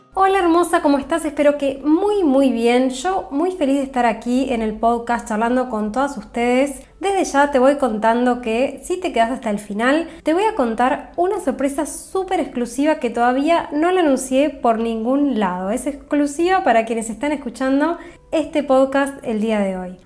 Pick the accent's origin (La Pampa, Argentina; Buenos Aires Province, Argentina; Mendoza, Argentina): Buenos Aires Province, Argentina; La Plata; Desde Argentina, específicamente desde La Plata, mi ciudad natal